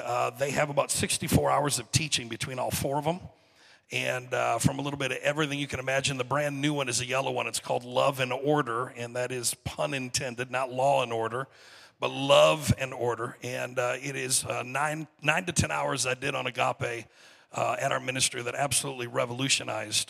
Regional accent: Saginaw, Michigan, United States; I am from Saginaw, Michigan

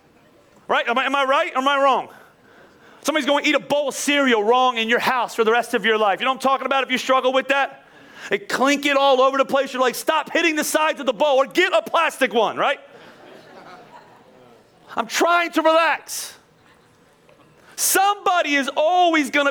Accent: Philadelphia, Pennsylvania, United States; I'm from Philly. I'm Italian

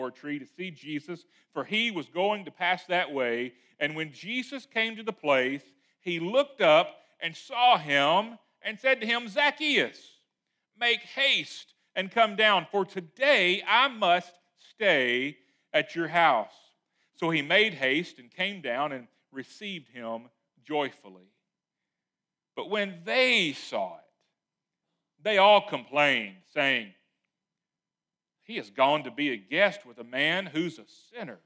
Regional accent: Lewisville, Arkansas, United States; I was from Louisville, Arkansas

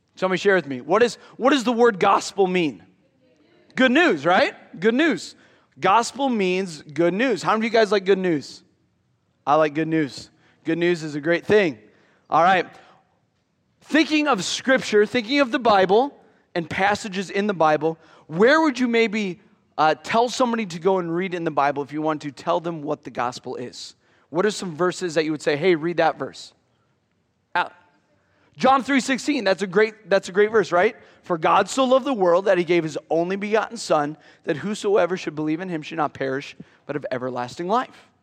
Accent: near Iowa City, United States; growing up near Iowa City

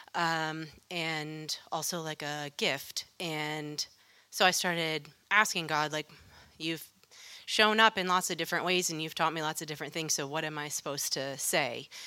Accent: Western New York State, United States; I grew up in Western New York State

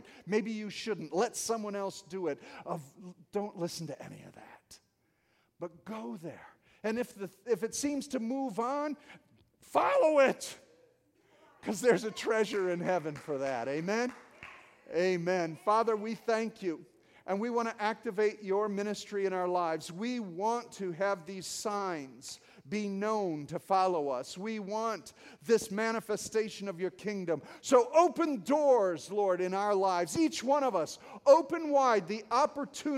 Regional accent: Detroit, Michigan, United States; I'm from Detroit. God sent me from Detroit

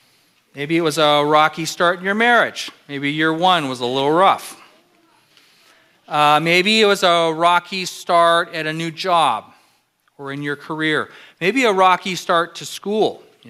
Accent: California, United States; moved away; And I'm from California.

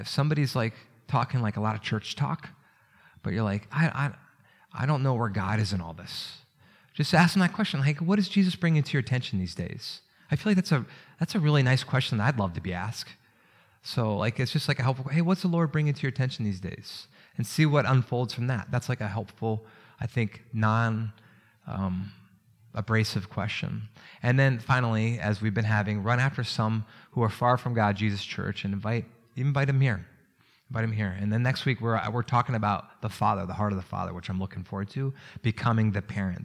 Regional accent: Maryland, United States; I grew up around Maryland.

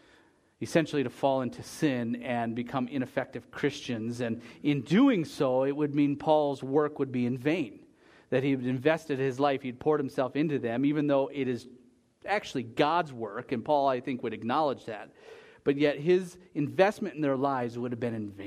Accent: United States; As an American

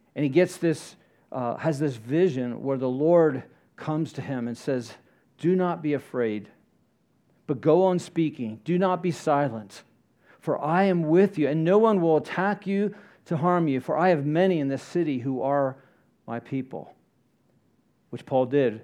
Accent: Florida, United States; I grew up in Florida

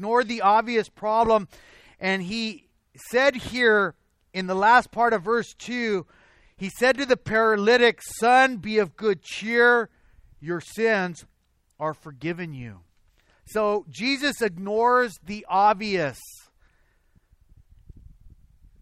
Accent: Azusa, California, United States; also born or lived in Covina; Sometimes I'll say, I'm from Covina. Because this is where I work. This is where I spend a lot of my time, even though I'm raised in Azusa

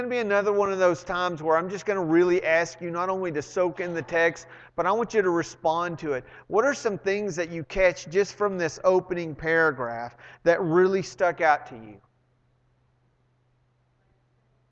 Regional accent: Arlington, Texas, United States; I grew up in Arlington

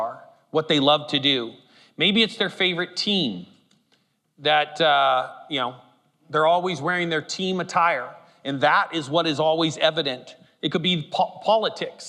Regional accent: Humboldt County, California, United States; moved away; I grew up in Humboldt County, California, and it's full of hippies

